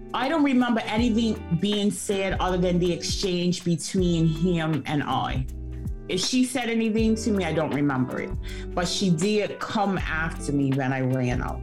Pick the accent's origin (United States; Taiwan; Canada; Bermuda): Bermuda; now in London, United Kingdom; I am originally from Bermuda, born and raised, proudly an onion